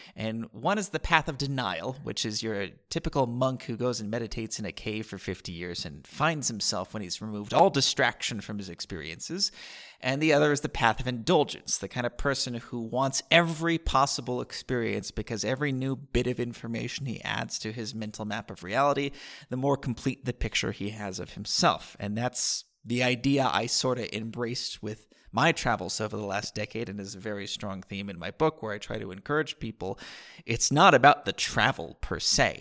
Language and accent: English; San Diego, California, United States; moved away as an adult; also born or lived in Costa Rica; now in Vilcabamba, Ecuador; I grew up in San Diego